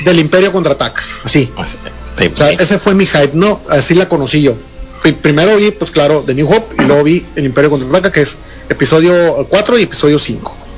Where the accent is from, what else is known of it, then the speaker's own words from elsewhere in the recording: Ciudad Obregón, Sonora, Mexico; also born or lived in Chihuahua; now in Hermosillo, Mexico; yo soy oriundo de la ciudad Obregón